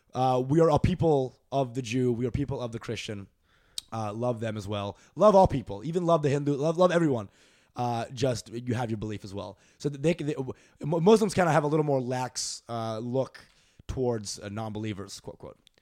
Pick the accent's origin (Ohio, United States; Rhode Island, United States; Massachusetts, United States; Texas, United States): Texas, United States; Dallas; also born or lived in Canada / New Jersey; Dallas is where my, most of my life happened. So, like, fourth grade to end of college, I was there in Dallas.